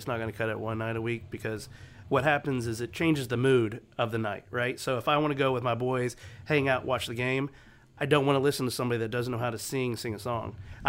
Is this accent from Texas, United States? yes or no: yes; The Woodlands, Texas, United States; This is where I grew up. I grew up in the Woodlands, so to be able to have Papa's, which is such a staple in this area